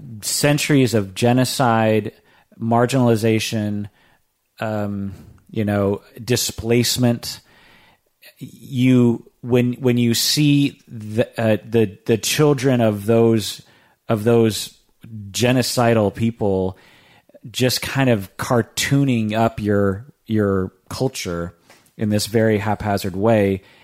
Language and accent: English; Seattle, Washington, United States; when I tell them I'm from Seattle